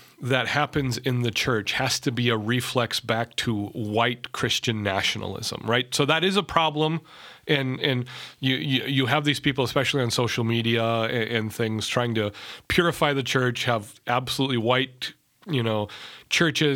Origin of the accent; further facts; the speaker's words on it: United States; I'm an American